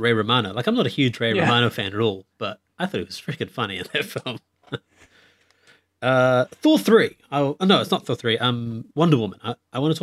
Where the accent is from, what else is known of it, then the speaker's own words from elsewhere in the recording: India; I'm Indian